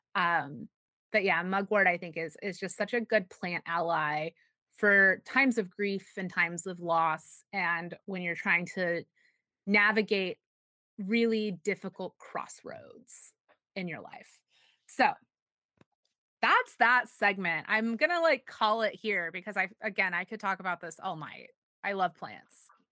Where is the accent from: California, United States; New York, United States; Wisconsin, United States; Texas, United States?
Texas, United States